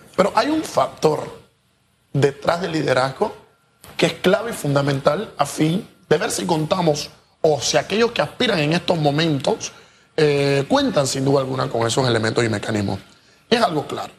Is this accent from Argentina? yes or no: no; Panama; nosotros, como ciudadanos panameños